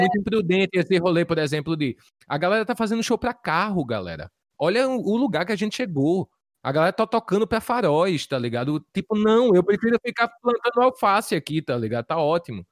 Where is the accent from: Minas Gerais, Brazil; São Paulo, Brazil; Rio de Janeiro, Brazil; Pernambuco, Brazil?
Pernambuco, Brazil; Recife; moved away; quero tocar na minha terra, tô com saudade